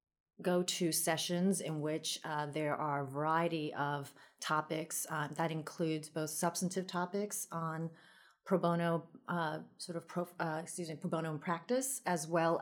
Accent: Queens, New York, United States; And I grew up in Queens, so people say, why don't you have a Queens accent? I think it's because, you know, I had a dual language growing up, so spoke Taiwanese at home and then English outside.

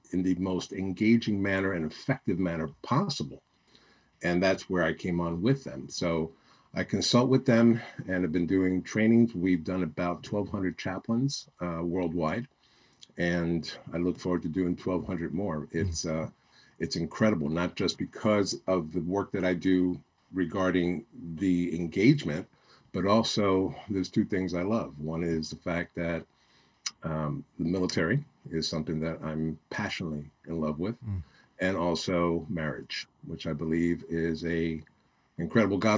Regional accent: New York City, New York, United States; moved away; also born or lived in Miami; I grew up in New York City, born and raised there

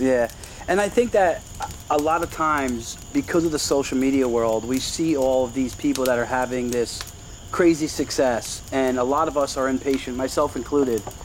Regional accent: Brick, New Jersey, United States; being from Brick

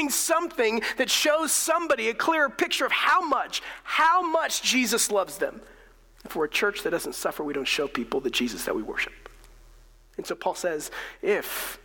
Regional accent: United States; as Americans

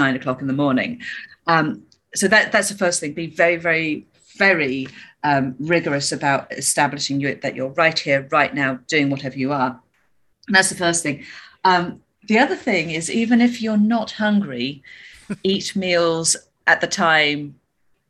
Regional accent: Birmingham, West Midlands, United Kingdom; moved away as an adult; also born or lived in Australia / London; I grew up in Birmingham in the UK

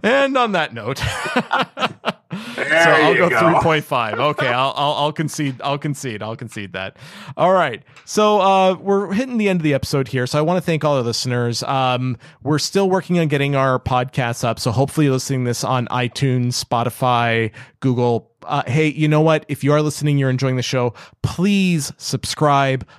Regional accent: Canada; I'm Canadian

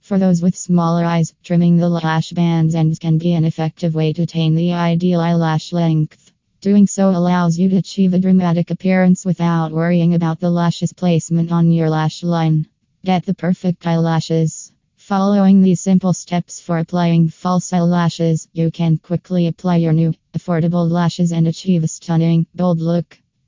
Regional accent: California, United States; from California and USA.

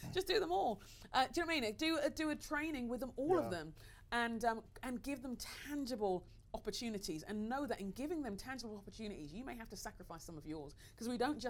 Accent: London, United Kingdom; I'm Nigerian. {S3} Yeah. {S2} That's all I'm going to say about that. Do you know what I mean? I'm a Nigerian Londoner.

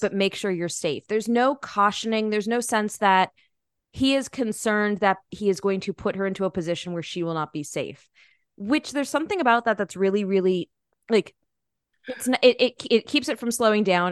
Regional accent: United States; I'm American

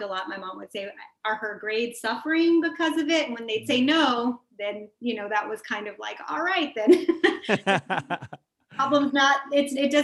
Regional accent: Rio Grande Valley, Texas, United States; moved away as an adult; now in Washington, D.C., United States; I'm from the Rio Grande Valley in Texas, and you know, it's an impoverished area

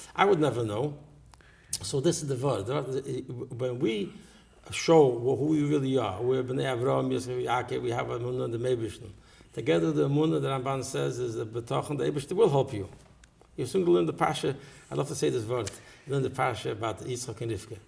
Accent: New York City, New York, United States; I grew up in Borough Park

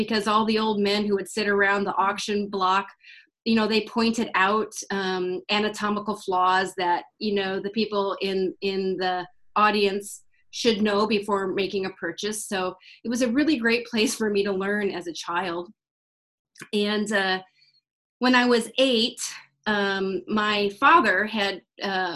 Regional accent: Iowa, United States; now in Texas, United States; I live in Texas presently, but really I'm just a Midwest girl. I'm from Iowa. And I was really lucky to grow up in a horse family.

